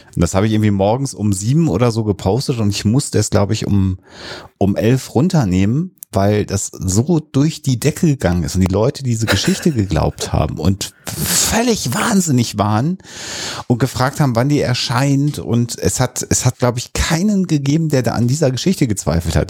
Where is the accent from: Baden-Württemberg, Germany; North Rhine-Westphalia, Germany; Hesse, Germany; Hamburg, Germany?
North Rhine-Westphalia, Germany; Minden; moved away; In 94 war ich aber noch in meiner Heimatstadt